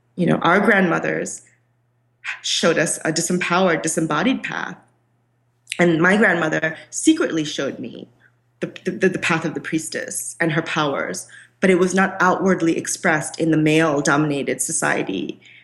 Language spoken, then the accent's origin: English; Kolkata, West Bengal, India; I am from India. I was born in Calcutta, which is the land of Shakti